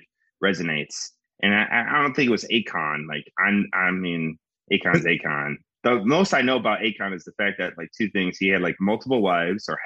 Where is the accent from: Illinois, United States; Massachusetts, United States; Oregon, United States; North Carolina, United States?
Illinois, United States; Skokie; also born or lived in Chicago; now in Austin, United States; I was born in Chicago, but I was raised in Skokie.